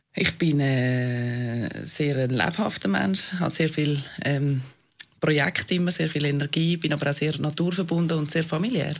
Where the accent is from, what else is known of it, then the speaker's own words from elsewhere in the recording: Weisslingen, Zurich, Switzerland; moved away as an adult; now in Zurich, Switzerland; ich wohne hier in der Stadt Zürich, bin äh, auf dem Land aufgewachsen